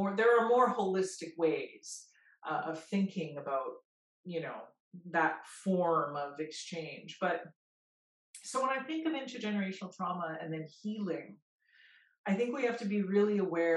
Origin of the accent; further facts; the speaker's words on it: Peace River, Alberta, Canada; growing up in Peace River, which in Cree is known as Sagatawa